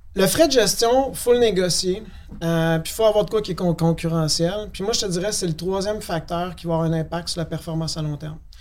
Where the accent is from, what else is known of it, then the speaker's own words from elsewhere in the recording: Quebec City, Quebec, Canada; à Québec, je viens de la ville de Québec